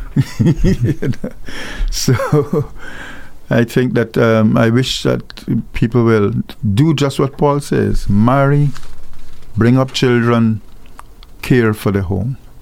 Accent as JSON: {"language": "English", "country": "Guyana", "tie": "born or raised there", "moved": "yes", "lives_now": "Antigua and Barbuda", "said": "I come from, I was born in Guyana, where there's gold"}